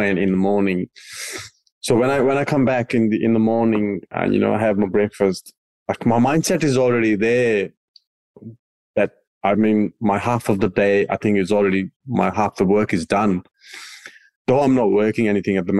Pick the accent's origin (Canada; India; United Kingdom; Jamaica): India; English is a second language; moved away; I come from India